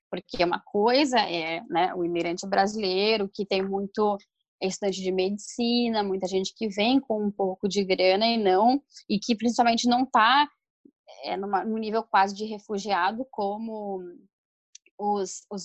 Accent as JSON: {"language": "Portuguese", "country": "Brazil", "moved": "as an adult", "lives_now": "Argentina", "said": "como brasileiros residentes, dentro do que é a política de Mercosul, que a gente conseguia muito fácil a questão da residência permanente aqui"}